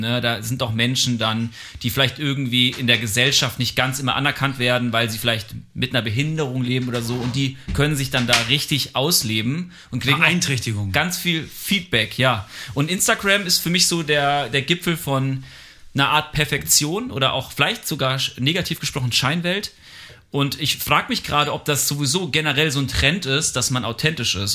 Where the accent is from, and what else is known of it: Germany